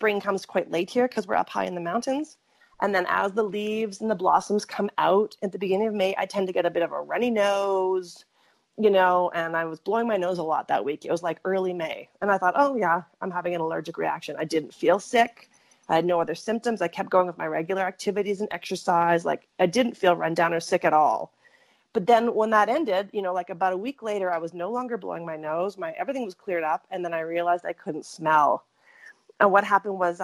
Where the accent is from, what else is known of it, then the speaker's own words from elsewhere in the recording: Canada; also born or lived in Fernie, British Columbia; I was born in Canada